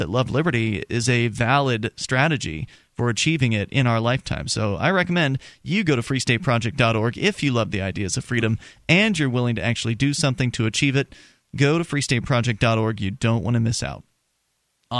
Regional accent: Sarasota, Florida, United States; moved away; my hometown of Sarasota, Florida

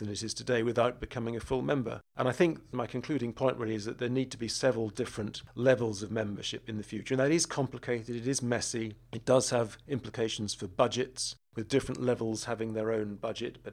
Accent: United Kingdom; as a British citizen

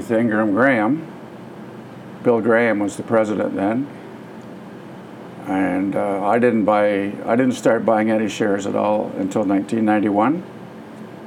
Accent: Petrolia, Ontario, Canada; also born or lived in Wyoming, Ontario; I was born in Petrolia in '52, and went to school, Petrolia, Wyoming.

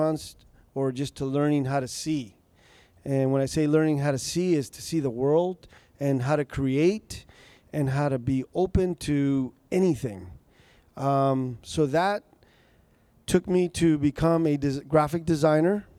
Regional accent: Napa, California, United States; also born or lived in Michoacán, Mexico; now in Sacramento, United States; Grew up in Napa

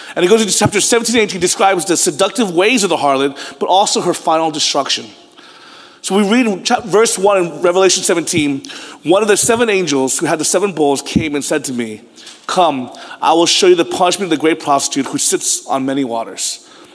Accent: United States; I was born in America

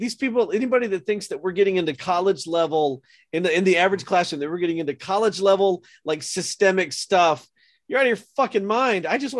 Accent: Georgia, United States; I'm not trying to cast aspersions on my home state

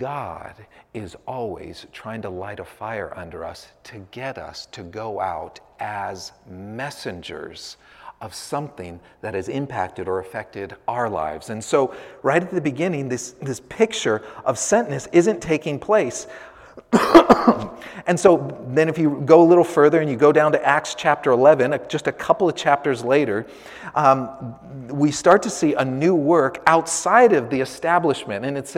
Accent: San Francisco, California, United States; I was born and raised in San Francisco.

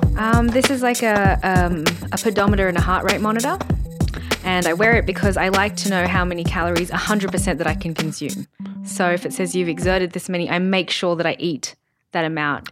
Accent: Sydney, New South Wales, Australia; I grew up in Sydney with my family

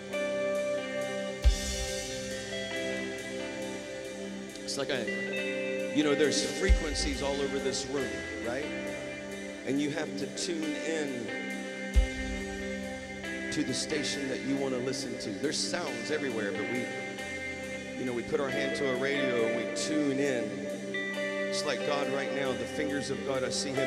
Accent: the South, United States; I'm from the South

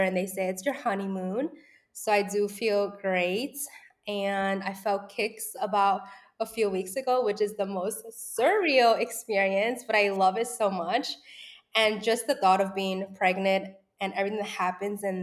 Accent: New York City, New York, United States; born and raised in the Lower East Side

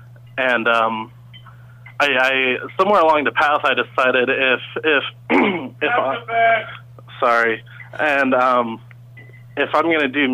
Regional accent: Kansas City, United States; moved away as an adult; now in Vancouver, Canada; I'm from Kansas City, and I moved to Canada this year

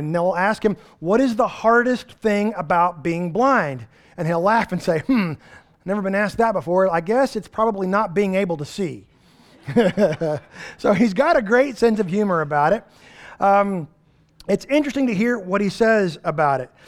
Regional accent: East Texas, United States; We're from East Texas

